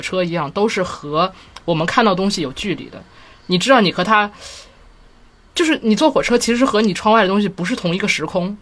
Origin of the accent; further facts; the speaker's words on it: Tianjin, China; 我小的时候有，住在亲戚家，然后当时我在，我是天津人嘛，嗯。然后当时他住在，就是离天津北站比较近的地方